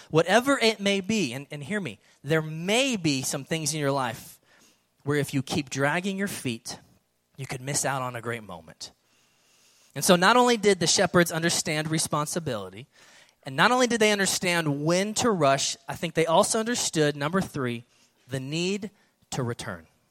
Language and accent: English; California, United States; now in Dallas-Fort Worth, United States; growing up in California and then spending a few years here in DFW